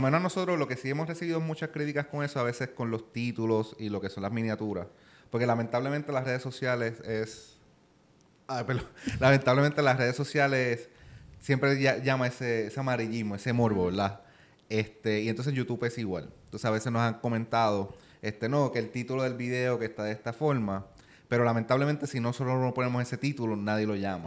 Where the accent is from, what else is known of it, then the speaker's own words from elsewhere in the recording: Puerto Rico; accent: Puerto Rican; es simplemente mi acento, ¿verdad? Porque nosotros los puertorriqueños pues no pronunciamos la R.